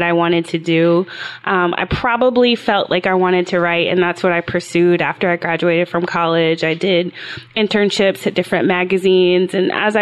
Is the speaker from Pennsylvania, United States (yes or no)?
no; Atlanta, Georgia, United States; I grew up in Atlanta, Georgia